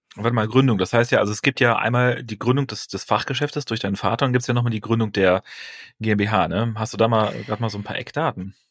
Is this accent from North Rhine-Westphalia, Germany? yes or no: yes; near Aachen, North Rhine-Westphalia, Germany; moved away as an adult; also born or lived in Bremen; Ich bin ja kein gebürtiger Bonner, sondern äh, ähm, komme aus der Nähe von Aachen